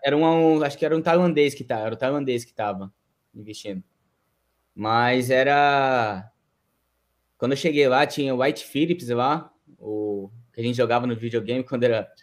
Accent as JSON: {"language": "Portuguese", "town": "São José do Rio Preto", "region": "São Paulo", "country": "Brazil", "tie": "born or raised there", "moved": "as an adult", "lives_now": "Japan", "said": "sou do interior de São Paulo, São José do Rio Preto. E eu estava até os meus 17 anos jogando no Rio Preto, no time da minha cidade"}